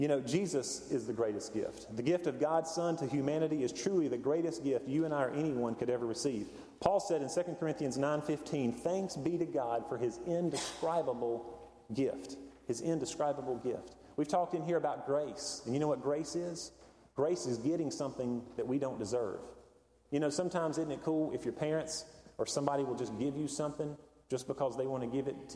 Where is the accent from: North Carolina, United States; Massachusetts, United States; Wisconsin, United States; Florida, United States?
North Carolina, United States; Hendersonville; the mountains where I grew up in Hendersonville.